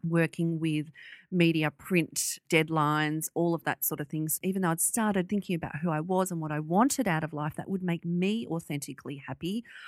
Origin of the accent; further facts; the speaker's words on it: Sydney, New South Wales, Australia; we moved from Western Sydney onto the North Shore of Sydney